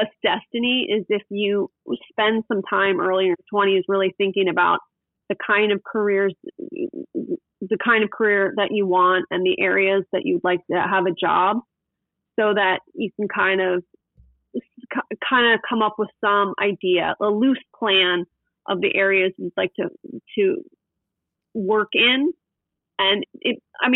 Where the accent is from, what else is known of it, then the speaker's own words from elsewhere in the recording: West Chester, Pennsylvania, United States; now in Newport Beach, United States; I grew up in Westchester, Pennsylvania, which is a suburb of Philadelphia